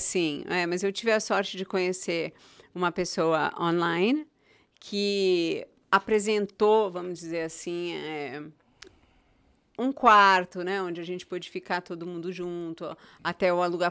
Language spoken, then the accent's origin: Portuguese; São Paulo, Brazil; moved away as an adult; also born or lived in Goiânia / Itaparica, Bahia / Europe / Morocco; now in United States; eu vim de São Paulo, eu nasci em São Paulo, mas os últimos 20 anos, onde eu tive minha família, onde eu tive meus filhos, foi Goiânia